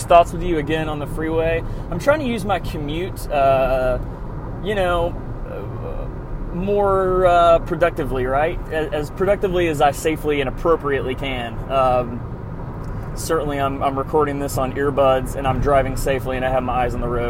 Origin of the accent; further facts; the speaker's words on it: Nashville, Tennessee, United States; moved away; I'm from Nashville originally